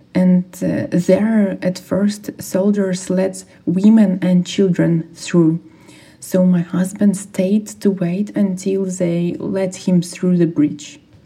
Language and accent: English; Irpin, Kyiv Oblast, Ukraine; I'm from Irpin.